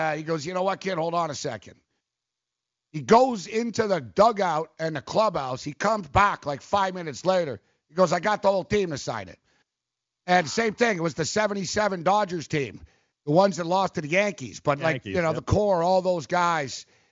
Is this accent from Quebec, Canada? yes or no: yes; Montreal, Quebec, Canada; I grew up in Montreal